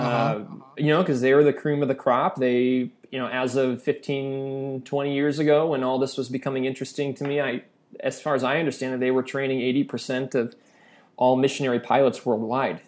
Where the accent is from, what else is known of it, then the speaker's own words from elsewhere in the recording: Chicago, Illinois, United States; moved away as an adult; now in Indonesia; I grew up outside of Chicago